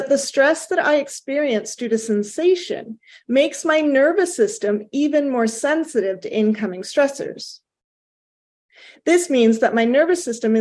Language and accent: English; Canada; I am Canadian